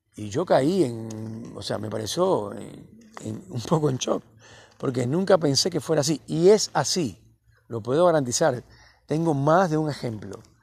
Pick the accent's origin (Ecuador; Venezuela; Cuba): Cuba; moved away as an adult; now in Cipolletti, Argentina; A mí todo el mundo me dice el cubano, el cubano